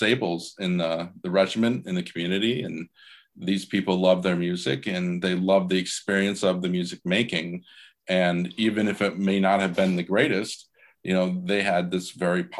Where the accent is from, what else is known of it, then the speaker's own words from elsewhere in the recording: Iowa, United States; I'm originally from Iowa, and my dad he's retired now, was a high school band director for 42 years. And nice. I played in two different community bands when I was a kid